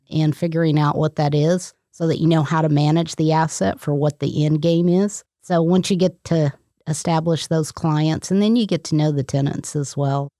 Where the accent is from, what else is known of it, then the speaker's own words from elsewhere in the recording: Texas, United States; moved away as an adult; also born or lived in San Diego / Oklahoma; I grew up in Texas.